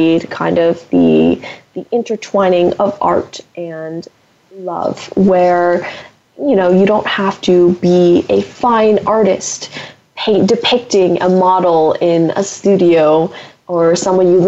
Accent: San Francisco Bay Area, California, United States; I'm from the San Francisco Bay Area, and there are a lot of great art museums here

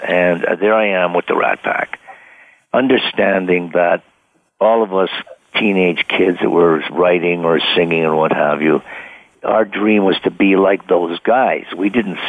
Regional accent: Ottawa, Ontario, Canada; a little guy from Ottawa, Canada

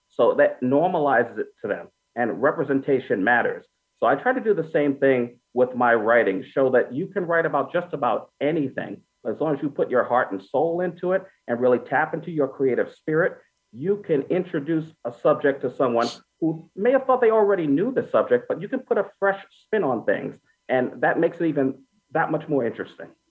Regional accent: New York City, New York, United States; I grew up in Brooklyn, New York

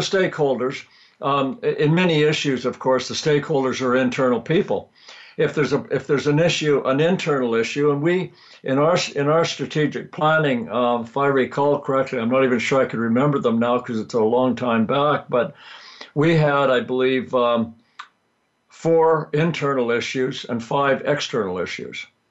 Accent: Vancouver, British Columbia, Canada; also born or lived in Texas; I was born in Canada, grew up in uh, Western Canada in Vancouver

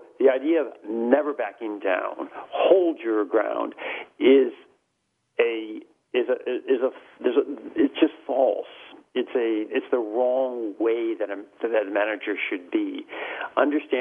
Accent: United States; accent: heavy American; moved away as an adult; also born or lived in Europe; I spent the last 15 years in Europe, I've got a heavy American accent

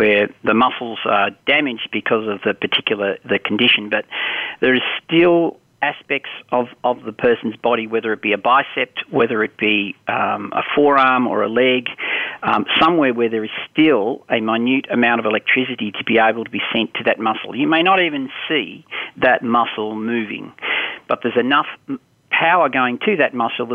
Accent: Australia; I grew up in Australia.

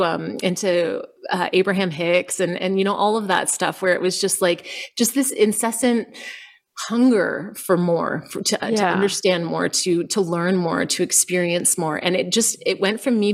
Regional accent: Canada; moved away as an adult; also born or lived in United States / Costa Rica; So we're Canadian. And so we also lived in the States and then we went to Costa Rica

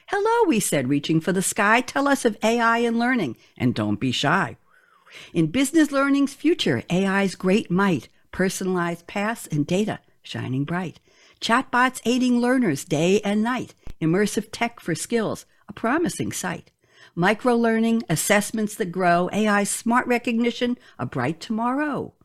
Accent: New York City, New York, United States; I grew up in Queens, New York

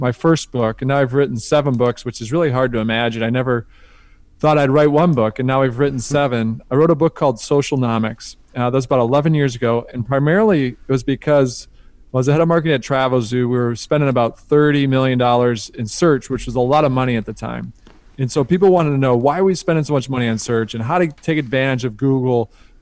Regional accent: outside of Detroit, Michigan, United States; I grew up outside of Detroit

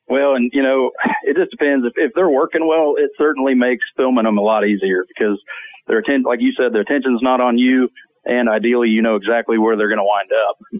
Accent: South Georgia, United States; I grew up in South Georgia, so uh, I've been hunting turkey since I was probably nine or ten years old.

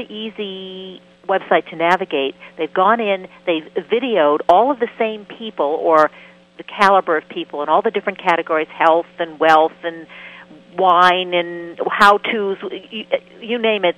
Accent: Maine, United States; I'm from Maine.

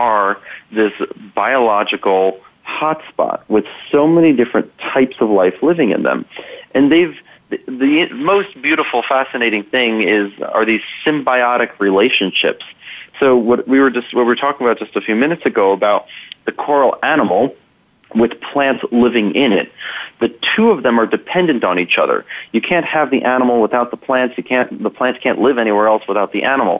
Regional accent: New York, United States; now in Colorado, United States; I'm from New York originally, and every time I'm back home

